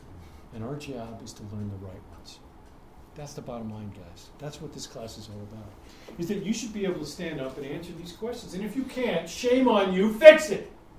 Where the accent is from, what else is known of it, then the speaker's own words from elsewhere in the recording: New York, United States; he's from Texas, I'm from New York.